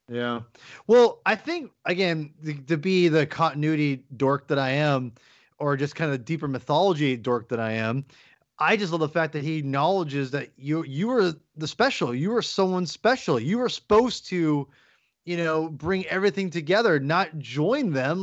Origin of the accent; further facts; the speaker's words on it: Kirkland, Washington, United States; now in Seattle, United States; I was born in Kirkland, Washington, but I, I live in Seattle, Washington, and I consider myself a Seattleite